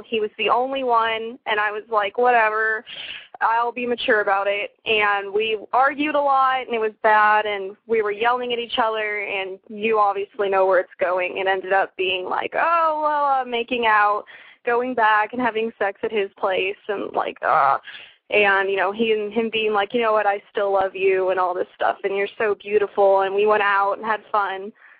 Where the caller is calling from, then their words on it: Santa Clarita, California, United States; Santa Clarita, which is near LA.